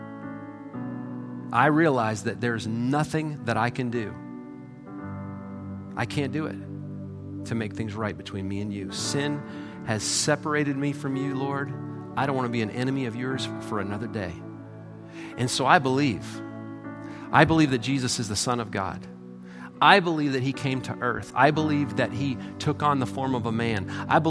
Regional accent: Michigan, United States; moved away; I'm from Michigan. My parents are from Michigan.

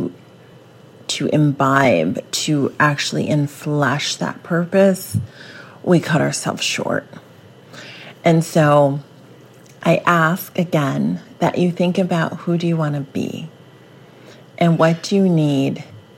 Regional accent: Bible Belt, the South, United States; I grew up in the Bible Belt

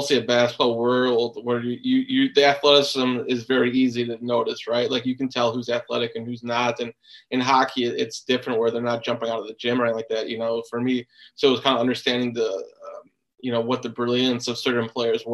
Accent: Chicago, Illinois, United States; I grew up in Chicago

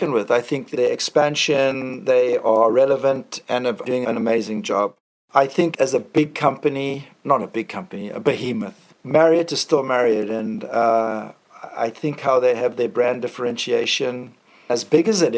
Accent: South Africa; moved away as an adult; also born or lived in Boston / St. Louis / San Francisco / Hawaii; now in Sumba, Indonesia; I grew up in South Africa, and I had a wonderful upbringing

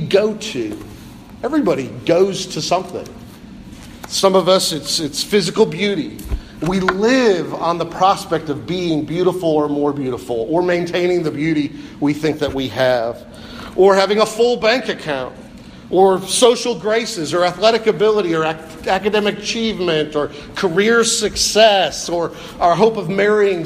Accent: Pennsylvania, United States; I was born in Pennsylvania

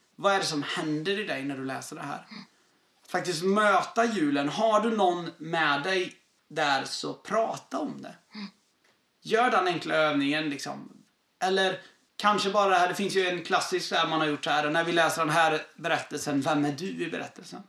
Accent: southern Sweden, Sweden; moved away as an adult; jag är från södra Sverige

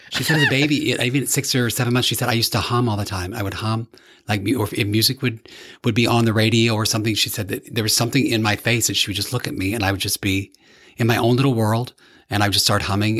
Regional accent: Evansville, Indiana, United States; grew up in Evansville, Indiana, which is right on the border of Kentucky. Very southern Indiana

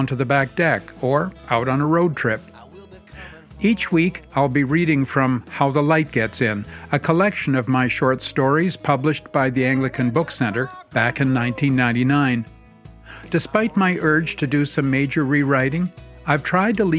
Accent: Montreal, Quebec, Canada; Growing up in Quebec

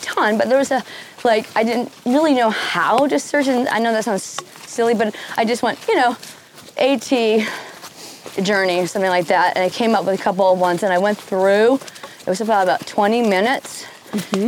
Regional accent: Western Massachusetts, United States; I grew up in Western Massachusetts, and my parents were avid hikers.

